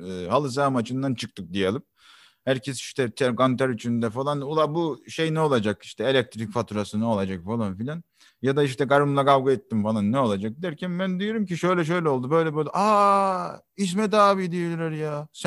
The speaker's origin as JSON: {"language": "Turkish", "region": "Kayseri Province", "country": "Turkey", "accent": "Kayseri", "said": "E, aslen Gayserliyim. Gayserli olduğum zaten şivemden anlaşılıyor."}